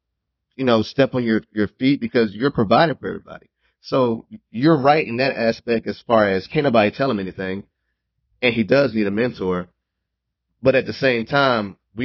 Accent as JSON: {"language": "English", "town": "Memphis", "region": "Tennessee", "country": "United States", "tie": "born or raised there", "moved": "yes", "lives_now": "Fort Worth, United States", "said": "my hometown is actually Memphis"}